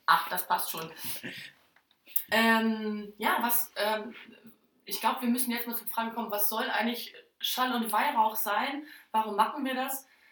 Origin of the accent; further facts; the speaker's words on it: Oldenburger Land, Lower Saxony, Germany; ich komme ähm, aus dem Oldenburger Land